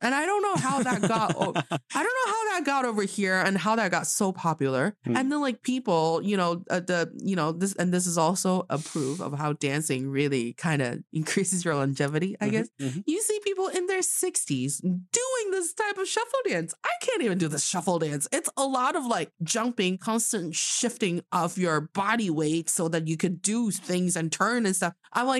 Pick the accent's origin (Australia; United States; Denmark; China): China; northern China; You know, the northern part of China, we will see, like, for example, in my hometown, if we see a lady that's probably older than your mom's age